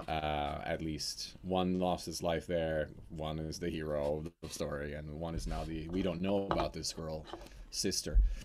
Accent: Norway; accent: Norwegian; my real Norwegian accent

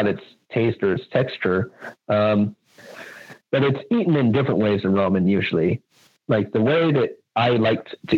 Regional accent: United States; I'm American

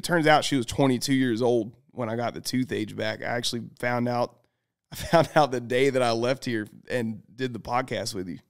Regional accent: the South, United States; I'm from the South.

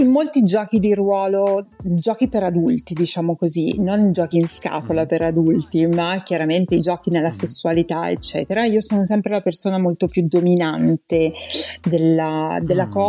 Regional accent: Rome, Lazio, Italy; io sono nata a Roma

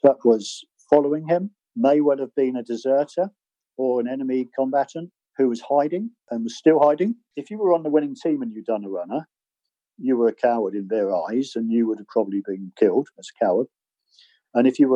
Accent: Bude, South West England, United Kingdom; my hometown at the time, which was Bude

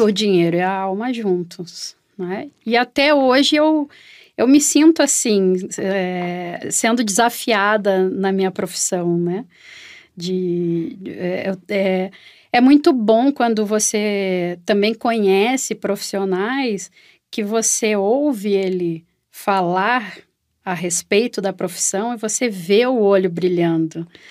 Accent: Porto Alegre, Rio Grande do Sul, Brazil; accent: gaúcho; eu estou falando de Porto Alegre, sou gaúcha

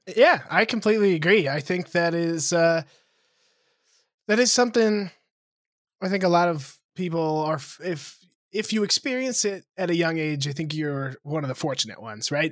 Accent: Lewistown, Montana, United States; moved away; in my hometown, in Lewistown, Montana, which is seven thousand people.

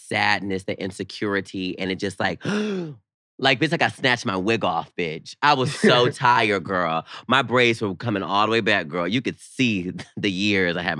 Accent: the South, United States; me growing up in the South

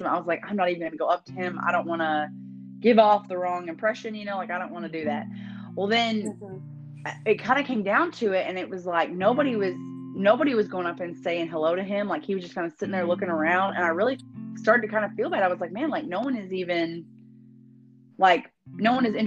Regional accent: Houston area, near Cleveland, Texas, United States; I'm from a town called Badson. I was like, it's kind of like close to Cleveland

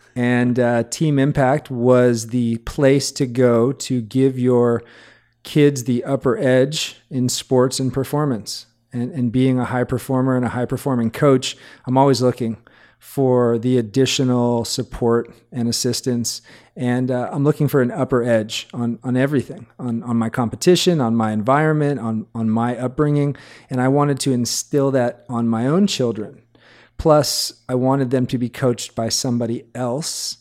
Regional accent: Hawaii, United States; I grew up in Hawaii

